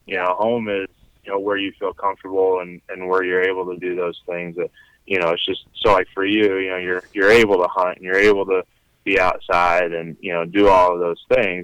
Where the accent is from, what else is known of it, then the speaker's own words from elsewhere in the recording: Fairfield, Iowa, United States; I am from Fairfield, Iowa, which is in southeast Iowa. And grew up there, went to high school there